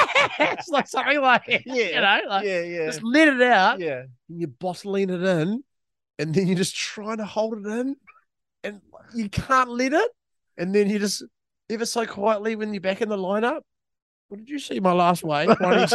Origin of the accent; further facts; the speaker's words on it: Greymouth, West Coast, New Zealand; growing up in Greymouth